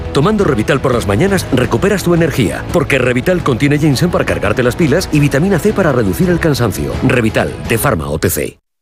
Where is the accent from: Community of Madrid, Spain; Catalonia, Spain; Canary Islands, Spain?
Catalonia, Spain; los que venimos de Cataluña